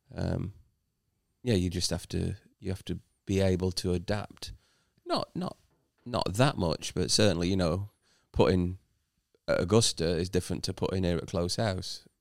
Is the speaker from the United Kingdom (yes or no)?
yes; United Kingdom; as a British player